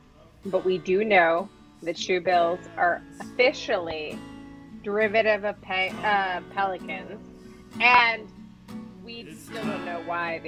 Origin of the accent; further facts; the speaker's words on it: Rochester, New York, United States; moved away; I'm from Rochester, New York